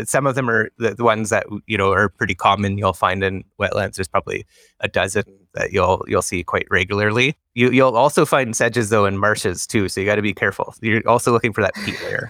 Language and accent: English; Ontario, Canada; now in British Columbia, Canada; I'm from Ontario.